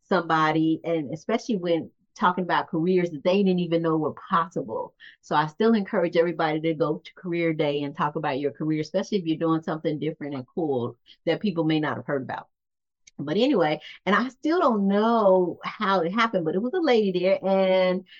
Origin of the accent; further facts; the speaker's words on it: Gary, Indiana, United States; I'm from Gary, Indiana, and I was raised in Gary, Indiana